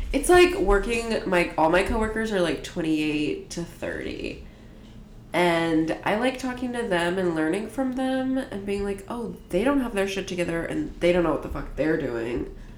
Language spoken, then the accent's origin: English; Washington, District of Columbia, United States; also born or lived in Montgomery County, Maryland; a gentrified uh, area of Washington D.C. that wasn't that way when I was a baby. But also, I like went to school in Maryland